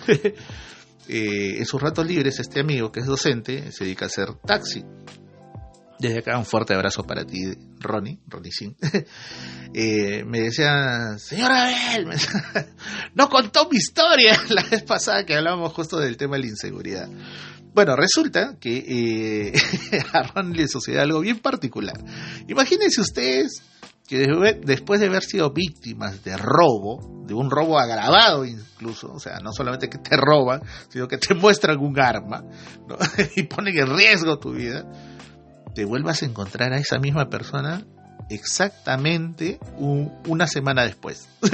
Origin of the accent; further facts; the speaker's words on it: Peru; nosotros como, peruanos